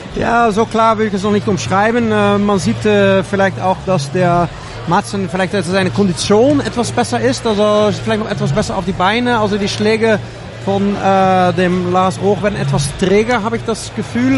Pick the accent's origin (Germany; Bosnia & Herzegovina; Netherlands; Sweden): Netherlands; Ich als Holländer